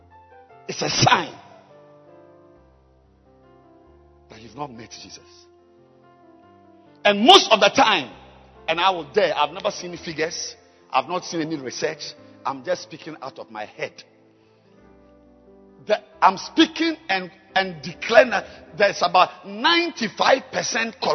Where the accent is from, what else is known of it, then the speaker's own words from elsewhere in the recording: Ghana; I am a Ghanaian. I'm a Ghanaian